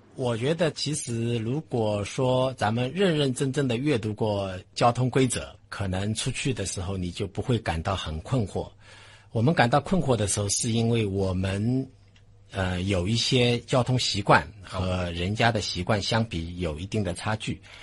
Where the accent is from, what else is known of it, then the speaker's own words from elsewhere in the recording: China; 我们中国人